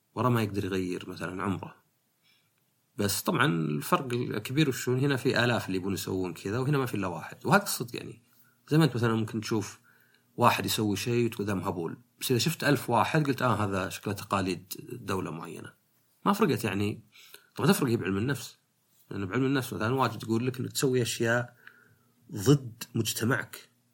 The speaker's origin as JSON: {"language": "Arabic", "country": "Saudi Arabia", "said": "عندنا في السعوديه"}